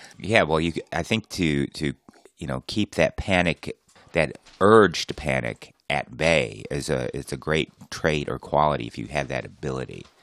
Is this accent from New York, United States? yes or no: no; Plymouth, Michigan, United States; my hometown of Plymouth, Michigan